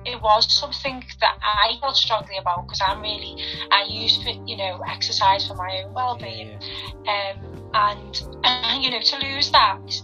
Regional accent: Liverpool, North West England, United Kingdom; I've lived here all my life. Yeah, I was born in Liverpool. All my family are from Liverpool.

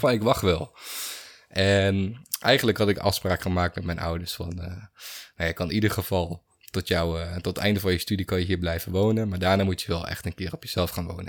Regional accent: Netherlands; ik ben een Nederlander. Ik ben hier geboren, ik ben hier getogen, ik ben hier opgegroeid

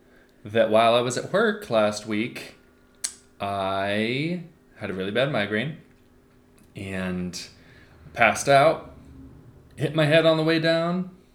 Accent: Oregon, United States; We're from Oregon.

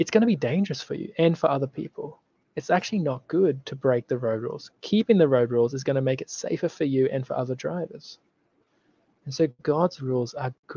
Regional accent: Australia; I'm from Australia

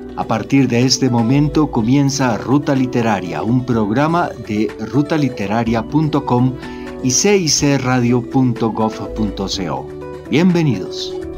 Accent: Bogotá, Colombia; also born or lived in Cartagena / Chocó; nací en Cartagena, criado en Bogotá

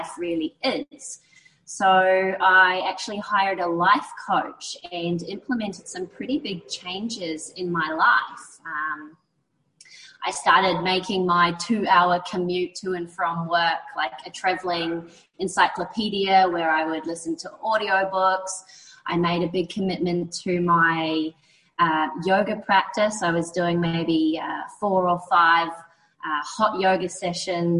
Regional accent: New Zealand; moved away; I'm originally from New Zealand. I grew up in a small coastal town

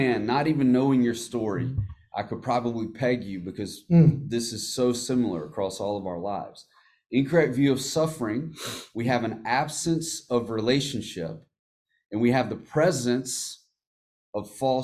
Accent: United States; as Americans, and as American Christians

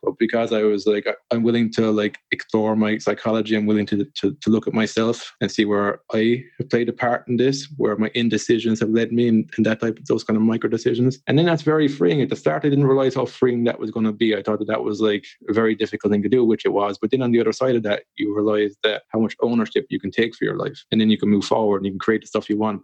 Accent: Ireland; a guy growing up in Ireland

